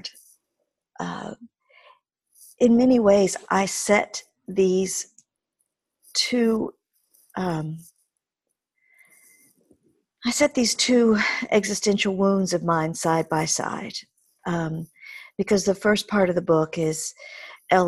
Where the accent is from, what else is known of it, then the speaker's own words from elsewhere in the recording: Mississippi, United States; moved away; growing up in Mississippi in the early part of my life, with my mother's extended family